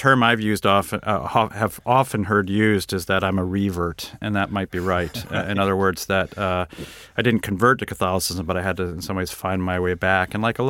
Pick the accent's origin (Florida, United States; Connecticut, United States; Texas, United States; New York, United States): Connecticut, United States; Windsor; I grew up in outside of Hartford, Connecticut, a town called Windsor, Connecticut, which is one of these classic New England towns.